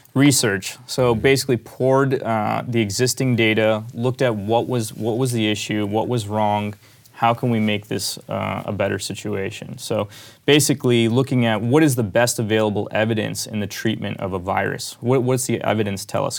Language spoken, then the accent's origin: English; Pittsburgh, Pennsylvania, United States; I grew up in Pittsburgh.